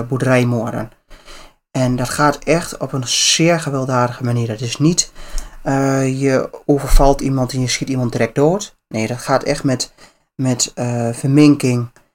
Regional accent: Netherlands

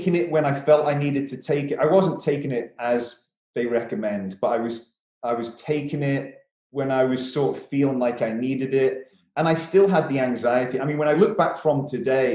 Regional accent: Isle of Man; moved away as an adult; also born or lived in Derby

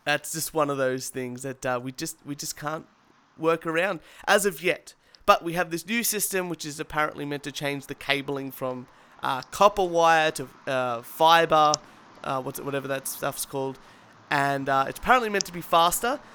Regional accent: Australia; I, as an Australian, using an ISP

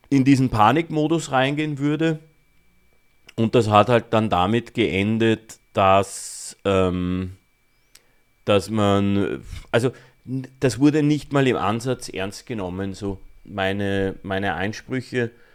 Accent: Austria; bei uns in Österreich

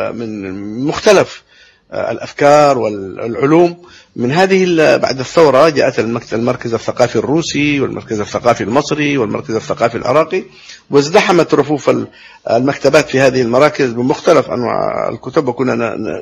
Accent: Yemen; born or raised there

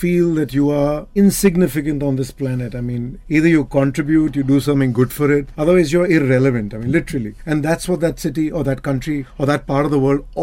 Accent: India; we in India

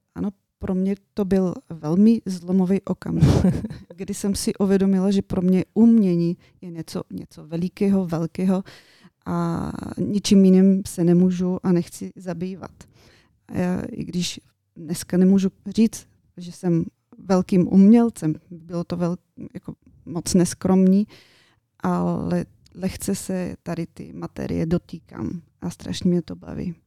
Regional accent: Yasna Polyana, Bulgaria; Czech is a second language; moved away as an adult; now in Czech Republic; já pocházím z Bulharska, jak si říkala na úvodu. Eh, přicházím od moře

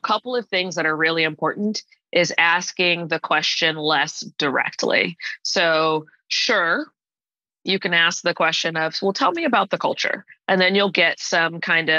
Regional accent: Atlanta, Georgia, United States; moved away as an adult; also born or lived in Washington, D.C. / Indianapolis; now in New Jersey, United States; I call myself an Atlanta girl. I grew up in Atlanta. I actually moved there when I was in fifth grade and stayed there through, you know, when I went away to undergrad

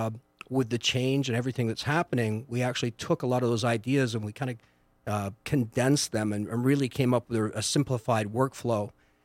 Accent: Canada; moved away; I've been in this area for 20 years because I moved from Canada.

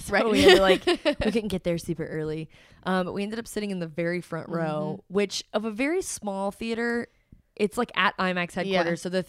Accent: Cincinnati, Ohio, United States; I'm from Cincinnati and I never get to do anything cool

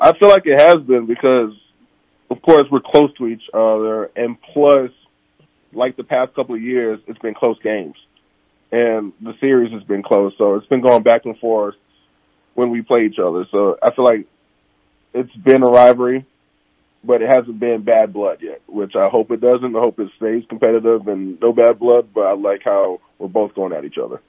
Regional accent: Orlando, Florida, United States; I'm from Florida, oh, Orlando

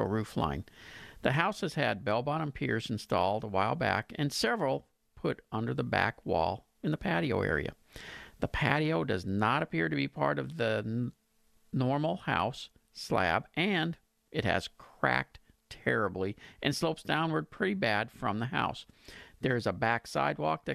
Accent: Pasadena, United States; in Pasadena, my hometown

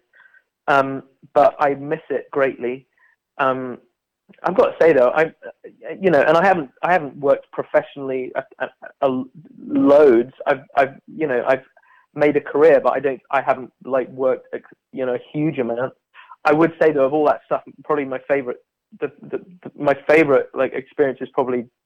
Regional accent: Bath, South West England, United Kingdom; moved away as an adult; also born or lived in London; I'm from Bath in southwest England.

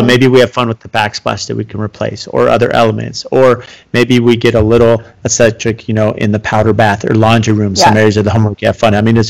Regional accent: San Diego, California, United States; as a teenager, I grew up in San Diego, and I worked as an electrician in Coronado.

